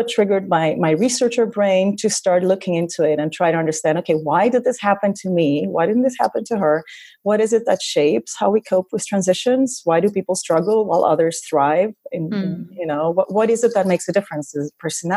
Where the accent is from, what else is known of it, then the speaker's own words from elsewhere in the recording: Greece; moved away as an adult; also born or lived in Cameroon / France / Los Angeles, United States / Vienna, Austria; I left my home country, Greece, when I was 24.